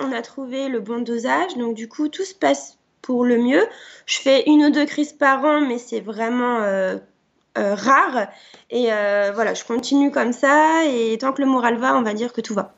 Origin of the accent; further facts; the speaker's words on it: Barby, Grand Est, France; je viens des Ardennes, d'une petite euh, ville euh, à côté de Rethel qui s'appelle Barbie, donc dans, la Champagne